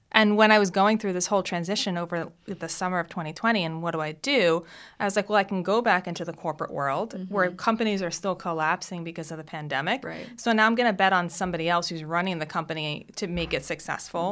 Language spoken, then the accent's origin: English; South Shore of Long Island, New York, United States; So my childhood, I grew up on the South Shore of Long Island